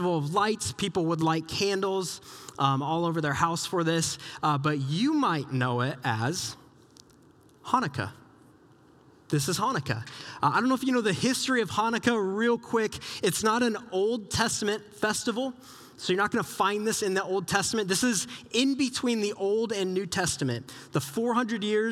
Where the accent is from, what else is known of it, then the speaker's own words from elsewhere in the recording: Southeast Iowa, United States; moved away; I grew up in Southeast Iowa